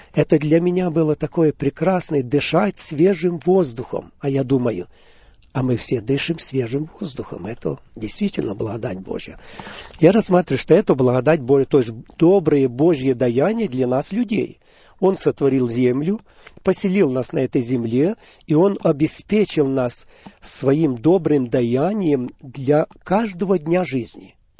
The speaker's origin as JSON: {"language": "Russian", "town": "Hadiach", "region": "Poltava Oblast", "country": "Ukraine", "tie": "born or raised there", "moved": "yes", "lives_now": "Auburn, United States", "said": "я сам родился в Полтавской области, город Гадич, сразу в послевоенное время. Жили мы в очень разрушенном городе"}